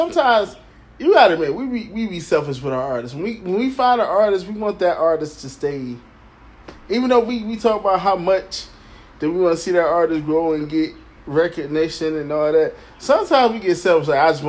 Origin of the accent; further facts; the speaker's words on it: Detroit, Michigan, United States; I'm from Detroit City.